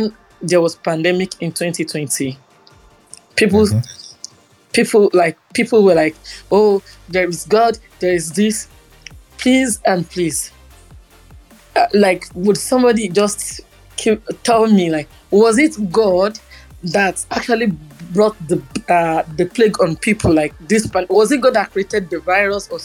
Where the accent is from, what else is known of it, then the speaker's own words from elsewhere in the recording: Nigeria; as a Nigerian